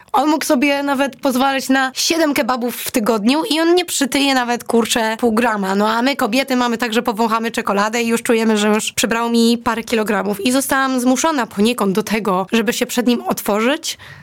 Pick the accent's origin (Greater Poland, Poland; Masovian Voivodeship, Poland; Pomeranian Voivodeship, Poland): Greater Poland, Poland; moved away as an adult; pochodzę z Wielkopolski